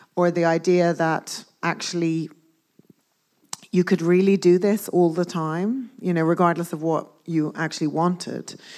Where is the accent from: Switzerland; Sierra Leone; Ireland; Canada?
Ireland; Dublin, Leinster; moved away as an adult; also born or lived in Belfast / Glasgow / London; I grew up in Dublin, as you said, and I went to art school in Dublin for two years